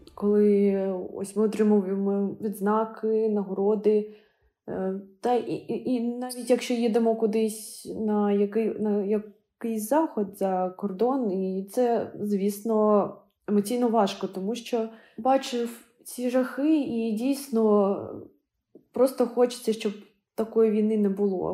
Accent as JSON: {"language": "Ukrainian", "town": "Kharkiv", "region": "Kharkiv Oblast", "country": "Ukraine", "tie": "born or raised there", "said": "у Харкові у моєму рідному місті"}